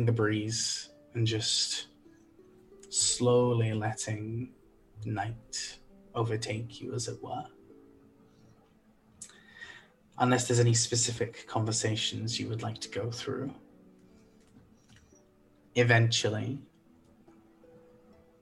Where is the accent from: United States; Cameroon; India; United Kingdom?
United Kingdom; I'm British